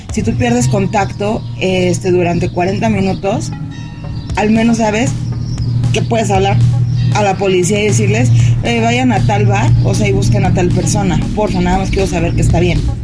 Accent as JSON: {"language": "Spanish", "country": "Mexico", "said": "de México, este, vengo a Barcelona por trabajo"}